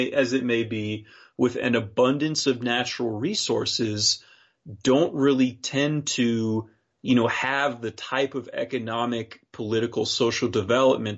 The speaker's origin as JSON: {"language": "English", "region": "Wyoming", "country": "United States", "tie": "born or raised there", "said": "my home state, Wyoming"}